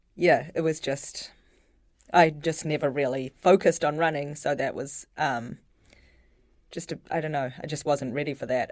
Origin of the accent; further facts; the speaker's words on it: Auckland, New Zealand; now in Providence, United States; Grew up in Auckland, New Zealand.